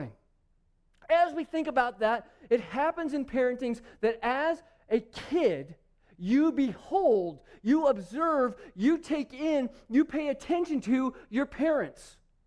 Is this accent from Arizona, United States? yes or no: yes; Phoenix, Arizona, United States; I grew up in Phoenix